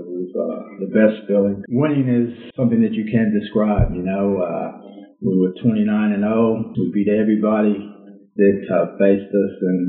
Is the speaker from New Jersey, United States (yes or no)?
no; Inglewood, California, United States; also born or lived in South Central Los Angeles; Life at Inglewood was pretty tough, but prior to going to Inglewood High School, I lived in South Central LA.